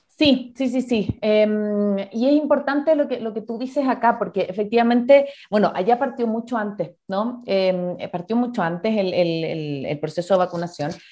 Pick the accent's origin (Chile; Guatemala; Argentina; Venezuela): Chile; now in Ecuador; yo soy chilena